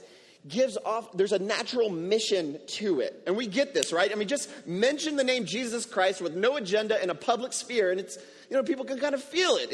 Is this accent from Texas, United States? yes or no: yes; Houston, Texas, United States; now in San Juan, Puerto Rico; I grew up in Houston